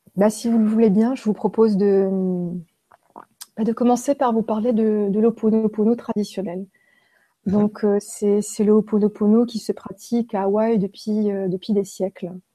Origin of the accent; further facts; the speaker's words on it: Haguenau, Grand Est, France; je suis née en Alsace, à Haguenau. Euh, je suis née dans un hôpital qui était à côté d'une prison et euh, j'habitais en face de cette prison. Donc j'ai grandi en face d'une maison centrale. Donc à Haguenau